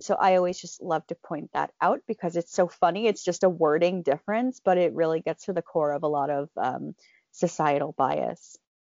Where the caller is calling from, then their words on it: Philadelphia, Pennsylvania, United States; also born or lived in New York; I am calling in from my house in, uh, Center City, Philadelphia